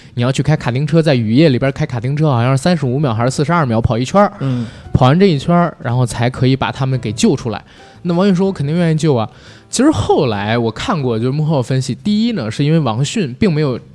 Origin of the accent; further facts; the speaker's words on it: Beijing, China; 我是作为一个北京人，我经常看他剧